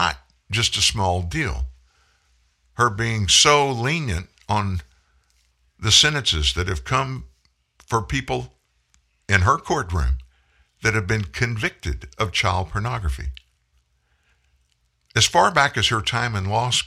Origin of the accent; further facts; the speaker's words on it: South Louisiana, United States; I grew up in South Louisiana